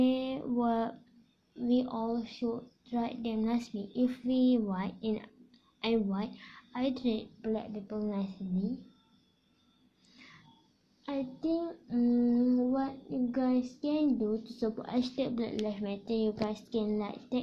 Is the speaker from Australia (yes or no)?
no; Malaysia